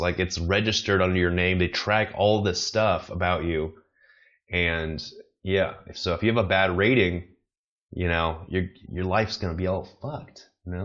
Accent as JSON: {"language": "English", "country": "United States", "moved": "yes", "said": "I'm American. I don't live in America"}